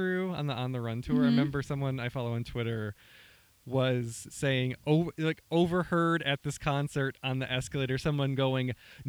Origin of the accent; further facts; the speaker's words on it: Illinois, United States; now in Minnesota, United States; I am originally from Illinois, and I've spent a lot of time in Chicago.